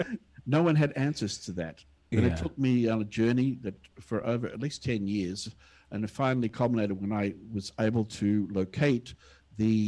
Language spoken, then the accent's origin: English; Australia; also born or lived in India; now in Singapore; here I am an Australian, here I am, a white Australian